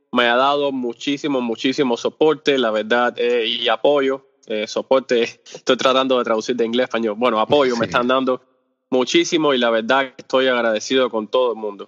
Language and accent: Spanish; Cuba; first language Spanish; el español es mi, idioma eh, principal, porque yo soy cubano.